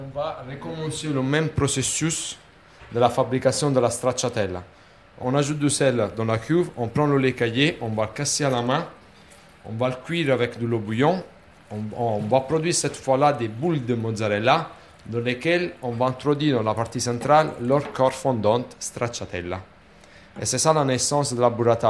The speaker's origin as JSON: {"language": "French", "town": "Naples", "region": "Campania", "country": "Italy", "second_language": "French", "moved": "yes", "said": "chez nous, à Napoli, on a la richesse de la bufflone"}